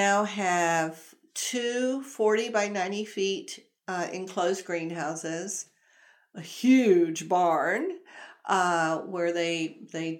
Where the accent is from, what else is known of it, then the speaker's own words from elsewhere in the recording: the South, United States; I'm from the South, I say gala.